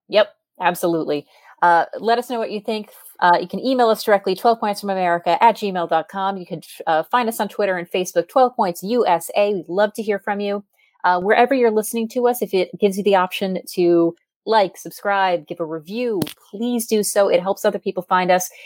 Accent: United States; as an American fan

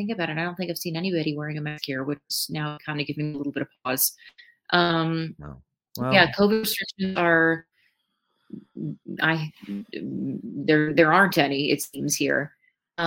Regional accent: Minneapolis, Minnesota, United States; I'm from Minneapolis

